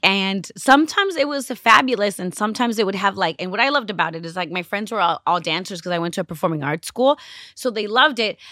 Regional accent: Los Angeles, California, United States; growing up in Los Angeles in the early nineties

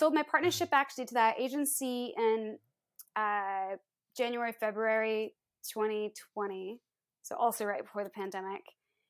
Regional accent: Iowa, United States; Well, so growing up, I am from the Midwest in the States. I'm from Iowa. And we moved around a lot.

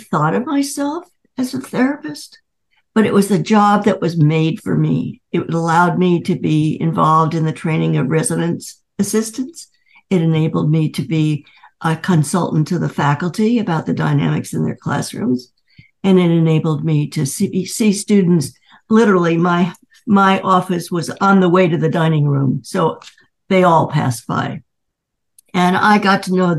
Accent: New York City, New York, United States; I grew up in Manhattan, which is an unusual place to grow up, certainly today.

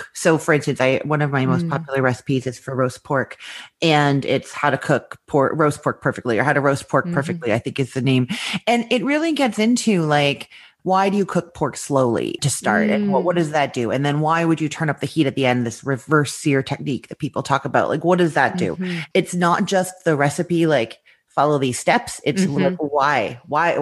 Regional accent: Winnipeg, Manitoba, Canada; moved away as an adult; also born or lived in Toronto, Canada; now in Orlando, United States; I grew up in Winnipeg, Manitoba

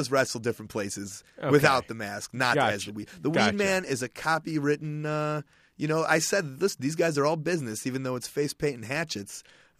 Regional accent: Chicago, Illinois, United States; I'm from Chicago.

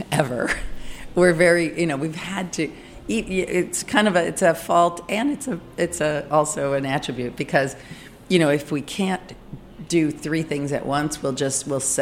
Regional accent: Michigan, United States; accent: Midwestern; moved away; also born or lived in Chicago / Paris / Los Angeles; I grew up in Michigan, but Chicago is where I went to chef school and got most of my training.

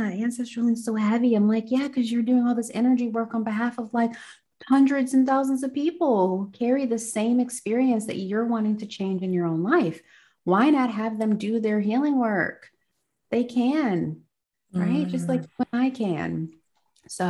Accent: United States; I'm American

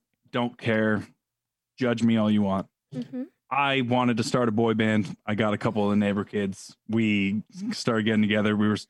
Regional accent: New York, United States; also born or lived in California; Could be just the New York thing. But I was born in California.

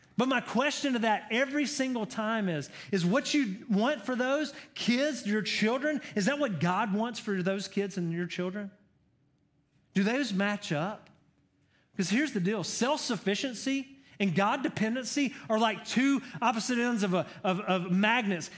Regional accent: Georgia, United States; I'm from Georgia. I'm a Georgia boy.

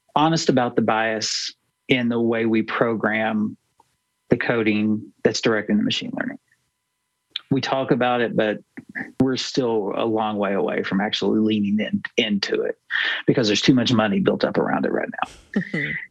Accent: United States; I was born in America, I grew up in America

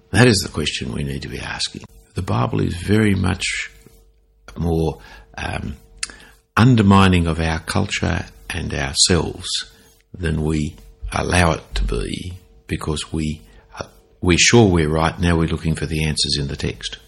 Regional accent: Sydney, New South Wales, Australia; when I grew up in Sydney

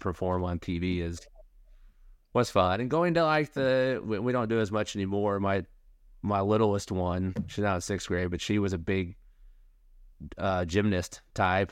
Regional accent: Tulsa, Oklahoma, United States; I was born in Oklahoma City, grew up in Tulsa

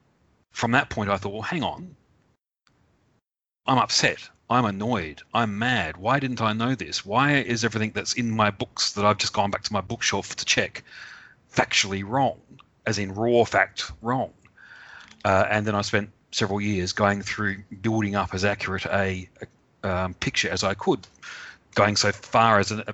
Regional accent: Australia; I, as an Australian, was raised

